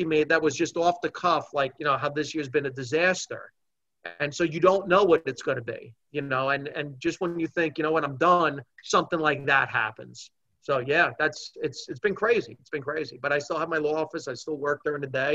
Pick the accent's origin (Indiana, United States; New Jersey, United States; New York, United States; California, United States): New Jersey, United States; Hackensack; I grew up in Hackensack